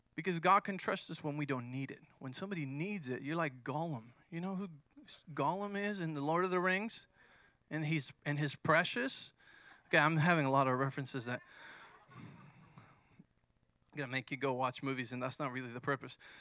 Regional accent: Mexico; moved away; I grew up in Mexico

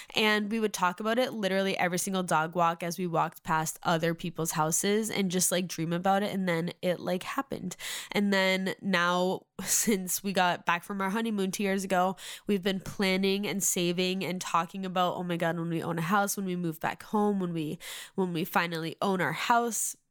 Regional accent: Massachusetts, United States; moved away as an adult; now in Nashville, United States; I'm originally from Massachusetts, but for the last four years, since December twenty nineteen, we have been living in Nashville

